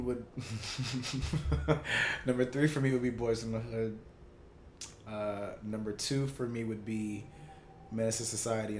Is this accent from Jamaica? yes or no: yes; Jamaica; You know I'm Jamaican. I'm not like all the way.